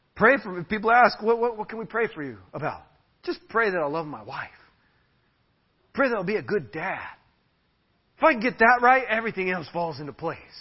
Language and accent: English; United States; now in Tarapoto, Peru; I'm an American